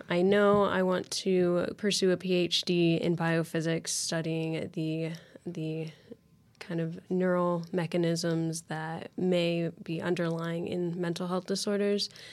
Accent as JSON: {"language": "English", "town": "Lafayette", "region": "Indiana", "country": "United States", "tie": "born or raised there", "said": "I'm from Lafayette, Indiana, actually, so not too far away from Purdue at all. Um, I grew, grew up there"}